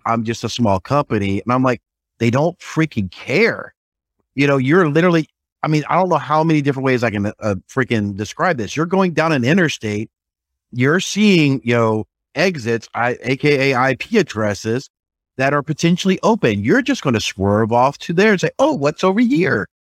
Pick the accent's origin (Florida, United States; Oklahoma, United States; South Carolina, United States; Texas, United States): South Carolina, United States; I'm from South Carolina